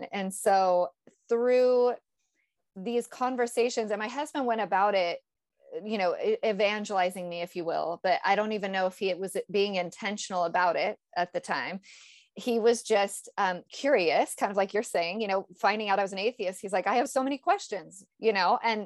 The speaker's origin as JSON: {"language": "English", "region": "Northern California", "country": "United States", "tie": "born or raised there", "said": "I was raised in Northern California"}